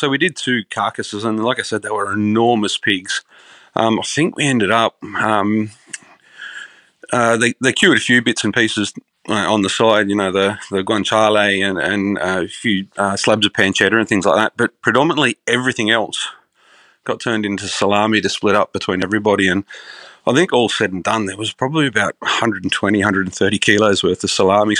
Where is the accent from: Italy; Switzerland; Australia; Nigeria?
Australia; Moralia, New South Wales; Grew up in a semi, well, it was a very rural area growing up, but, you know, like with the way Sydney's growing now, it's right on the doorstep. Little town called Moralia out in the Hawkesbury. Grew up on acres.